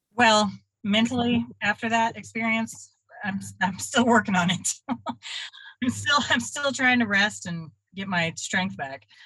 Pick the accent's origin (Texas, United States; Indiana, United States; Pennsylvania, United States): Texas, United States; Dallas; also born or lived in Austin, Texas / Oklahoma; now in Nashville, United States; And I was raised in Dallas, Fort Worth.